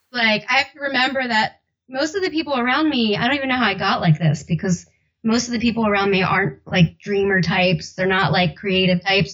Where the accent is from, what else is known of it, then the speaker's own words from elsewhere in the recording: South Jersey / Philadelphia, New Jersey, United States; accent: South Jersey with Philly accent; my accent that I try to hide, but it's like a mix of Sojo, South Jersey, with like the Philly accent.